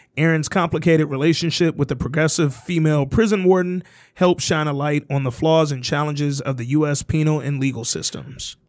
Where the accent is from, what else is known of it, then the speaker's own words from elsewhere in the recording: Alabama, United States; I'm from Alabama